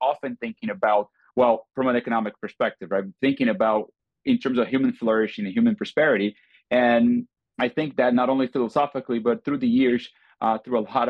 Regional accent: Brazil; now in Austin, United States; growing up in Brazil in the 80s

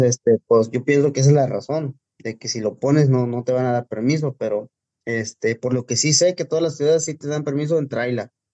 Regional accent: Puebla, Mexico; now in Los Angeles, United States; Soy de Puebla, originario de un pueblito llamado Santiago Tepeclacmolco, municipio de Clacotepec

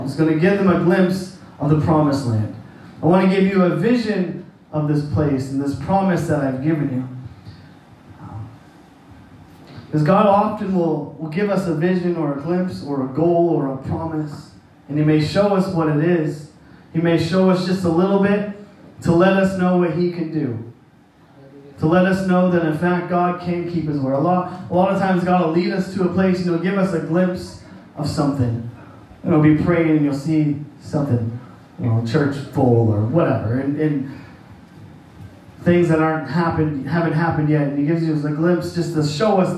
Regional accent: Saint John, New Brunswick, Canada; now in Annapolis Valley, Canada; I grew up in St. John, which is along the St. John River

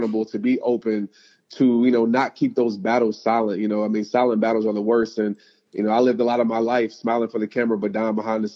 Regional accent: New Orleans, Louisiana, United States; since I was, 5 years old, growing up in New Orleans

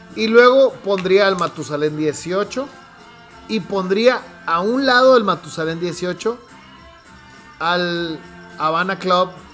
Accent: Hermosillo, Sonora, Mexico; yo nací en Hermosillo

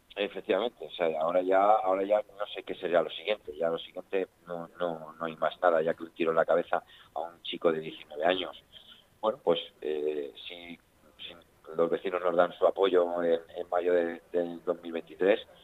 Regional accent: Alcorcón, Community of Madrid, Spain; es mi pueblo, es mi gente, es mi familia calles son las calles donde me he criado, donde he crecido

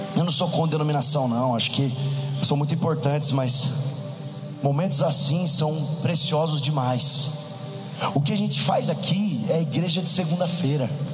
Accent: interior of São Paulo, Brazil; now in São Paulo, Brazil; sou do interior de São Paulo, moro em São Paulo atualmente

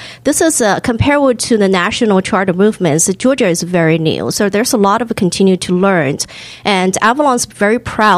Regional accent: Hong Kong; also born or lived in China; now in United States; And I'm also, I'm a first generation immigrant. So I was born in China, raised in Hong Kong.

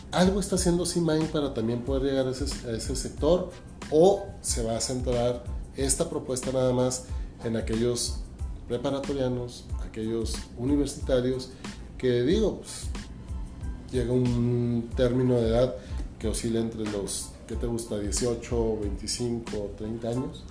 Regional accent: Ciudad Juárez, Chihuahua, Mexico; como somos los chihuahuenses, como somos los juarenses luchadores

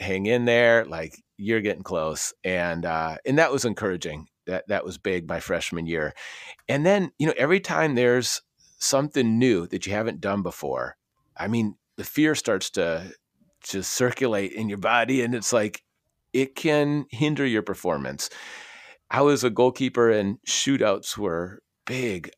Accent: Minnesota, United States; also born or lived in Aberdeen, Scotland; I grew up in Minnesota

